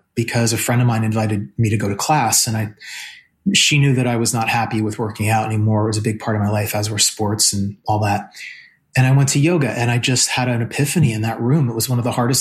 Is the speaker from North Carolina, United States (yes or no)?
no; New Jersey, United States; I'm from New Jersey